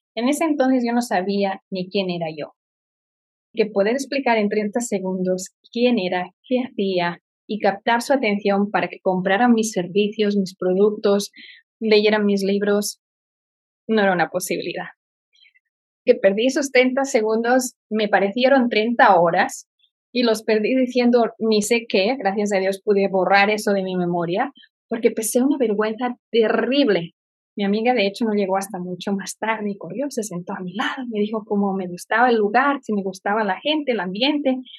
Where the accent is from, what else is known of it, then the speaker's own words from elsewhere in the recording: Barcelona, Catalonia, Spain; moved away as an adult; also born or lived in Florida; now in Indianapolis, United States; nací en Barcelona y vine a vivir a Estados Unidos y que he vivido en diferentes estados